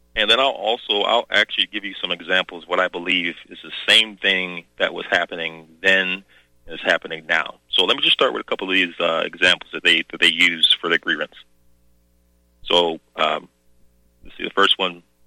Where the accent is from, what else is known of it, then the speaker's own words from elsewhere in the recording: the South, United States; moved away; I came from the South, country bumpkin.